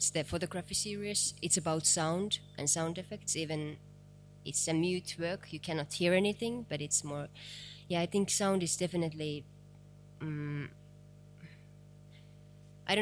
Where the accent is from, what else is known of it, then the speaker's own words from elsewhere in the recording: East part of Finland, Eastern Finland, Finland; English is a second language; I'm from East part of Finland.